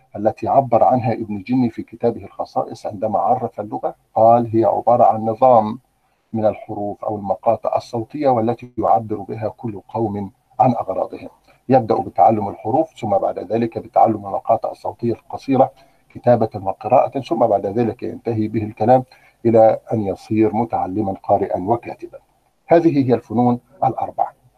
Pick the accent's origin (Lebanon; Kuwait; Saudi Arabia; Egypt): Egypt; عندنا في مصر